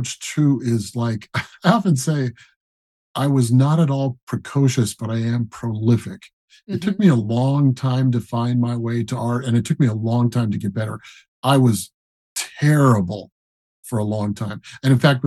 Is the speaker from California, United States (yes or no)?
no; Colorado Springs, Colorado, United States; moved away; also born or lived in Denver, Colorado; I grew up in Colorado Springs. And Denver, mostly Colorado Springs.